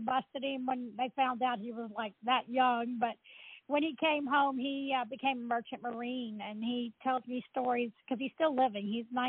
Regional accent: New Orleans, Louisiana, United States; I actually grew up about 10 blocks from where the World War II Museum is located, right there near the Irish Channel, between the Central Business District and what we refer to as the Irish Channel near the Mississippi River.

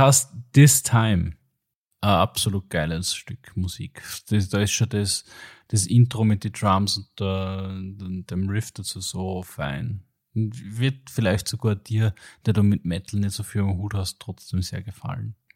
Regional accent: Austria; als Österreicher

